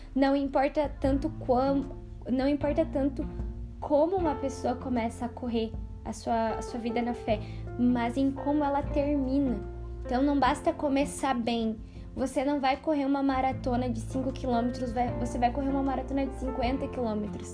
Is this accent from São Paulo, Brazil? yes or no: no; Rio Grande do Sul, Brazil; eu sou gaúcha